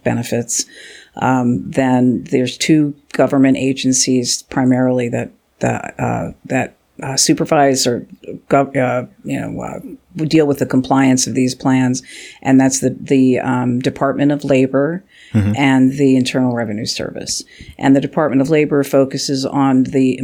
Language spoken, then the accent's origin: English; Philadelphia, Pennsylvania, United States; moved away as an adult; also born or lived in Virginia / California; now in Washington, D.C., United States; I'm from Philadelphia